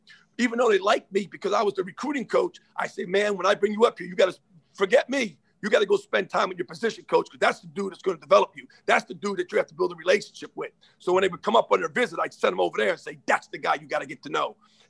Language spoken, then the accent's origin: English; Keyport, New Jersey, United States; I'm from Jersey, and I love Jersey. There's no doubt about it. I'm born and raised here.